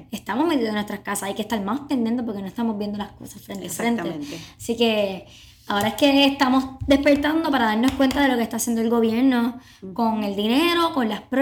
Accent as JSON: {"language": "Spanish", "country": "Puerto Rico"}